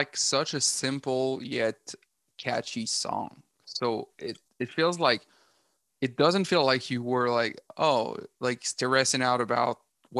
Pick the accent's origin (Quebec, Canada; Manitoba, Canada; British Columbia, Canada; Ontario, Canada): Quebec, Canada; Rimouski; moved away; because I'm from Rimouski